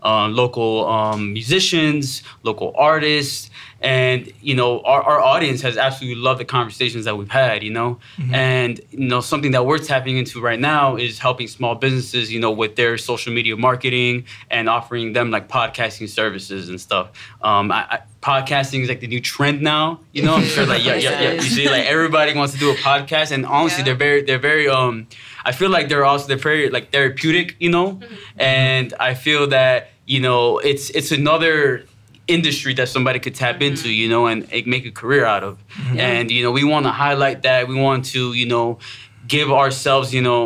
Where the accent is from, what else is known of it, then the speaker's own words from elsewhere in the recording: Miami, Florida, United States; moved away as an adult; now in Fort Myers, United States; I'm from Miami, Florida. Moved here in 2014. Been here since. So diehard South Floridian